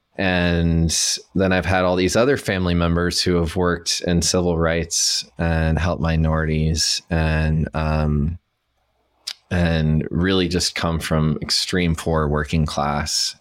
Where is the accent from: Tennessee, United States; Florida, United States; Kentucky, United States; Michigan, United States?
Tennessee, United States; Chattanooga; I'm from Chattanooga, Tennessee. I was born and raised there in the Southeast Mountains